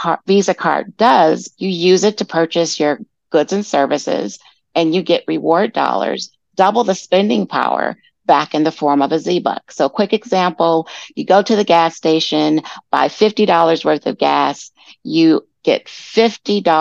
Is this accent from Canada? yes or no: no; Detroit, Michigan, United States; I'm originally from Detroit, Michigan, born and raised.